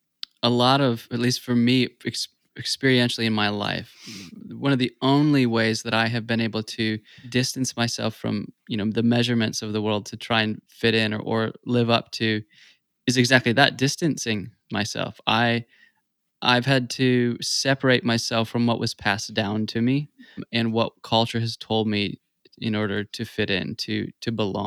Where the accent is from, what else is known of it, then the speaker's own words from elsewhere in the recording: the South, United States; I'm a Christian because I'm from the South